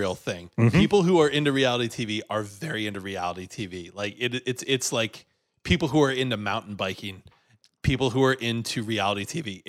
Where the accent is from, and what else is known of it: Rhode Island, United States